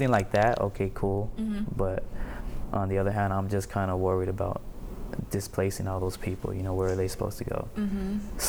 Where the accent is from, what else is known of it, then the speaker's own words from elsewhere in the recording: San Pedro, California, United States; I'm still in Pedro all the time. I'm always out here.